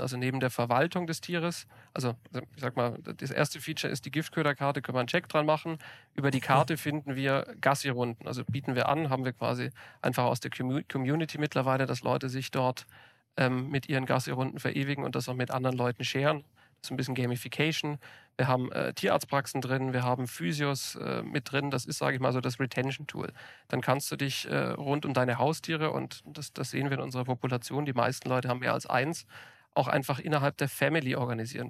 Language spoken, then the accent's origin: German; Ulm commuter belt, Baden-Württemberg, Germany; moved away; ich bin auf dem Land groß geworden, hatte zu meiner Zeit, äh, als ich noch im Ulmer Speckgürtel bei meinen Eltern gewohnt habe